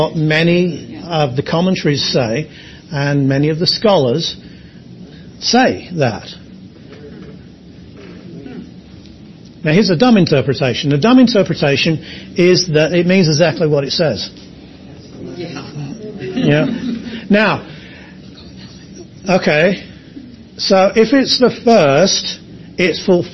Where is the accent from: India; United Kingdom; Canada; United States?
United Kingdom; England; I'm English